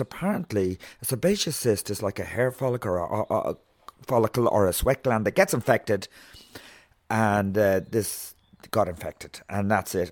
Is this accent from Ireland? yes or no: yes; Meath, Leinster, Ireland; also born or lived in Galway / Tuam; we moved from Galway to Meath.